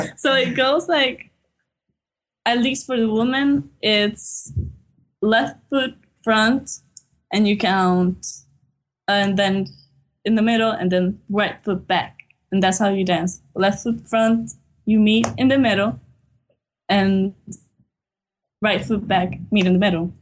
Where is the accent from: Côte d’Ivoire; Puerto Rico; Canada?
Puerto Rico; we were essentially born and raised here.